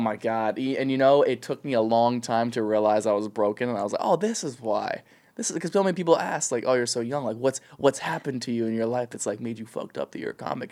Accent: an hour west of Columbus, rural Ohio, United States; now in Los Angeles, United States; I'm from, like, the middle of nowhere, Ohio, like, an hour west of Columbus

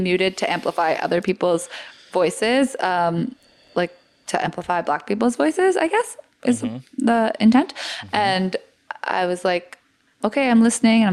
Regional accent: Sarnia, Ontario, Canada; I'm from Sarnia

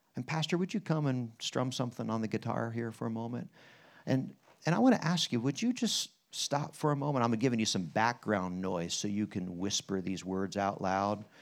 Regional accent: Harrisburg, Pennsylvania, United States; that Bund Journal guy was my pastor growing up in Harrisburg

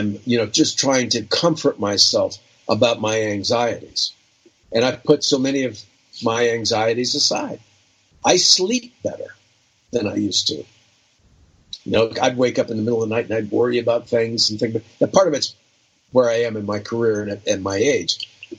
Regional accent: Ohio, United States; moved away; also born or lived in New York; I have friends back in Ohio where I grew up and in New York

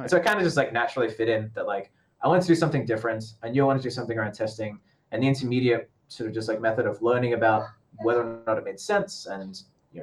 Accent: Brisbane, Queensland, Australia; moved away as an adult; now in Shenzhen, China; going back to Brisbane and just sort out what I was doing back in sort of my hometown

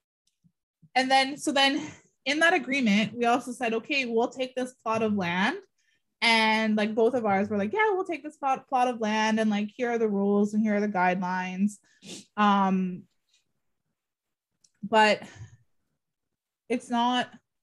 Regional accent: Garden River First Nation, Ontario, Canada; I'm from Garden River First Nation, the Bawating region.

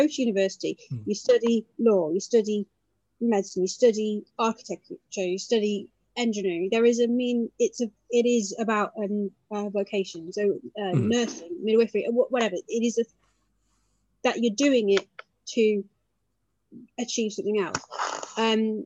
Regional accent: United Kingdom; being British Asian as I am

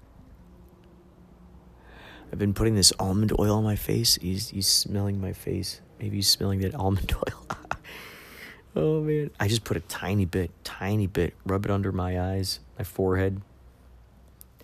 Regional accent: Carol Stream, Illinois, United States; my brother and I grew up in Carroll Stream, Illinois

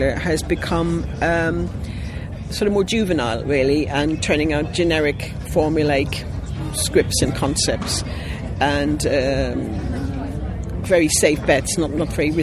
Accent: Ireland; I'm Irish

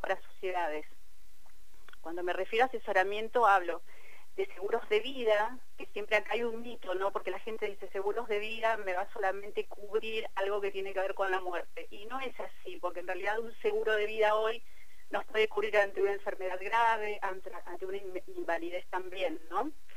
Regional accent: Cipolletti, Río Negro, Argentina; pero vivo en Tipoleti, eh, yo soy de Tipoleti

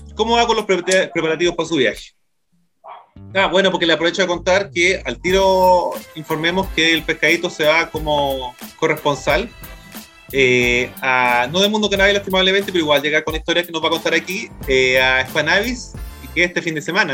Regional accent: Santiago, Santiago Metropolitan Region, Chile; soy de Santiago también

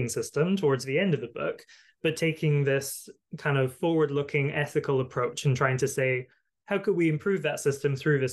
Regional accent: Highlands of Scotland, United Kingdom; I grew up largely in the Highlands of Scotland

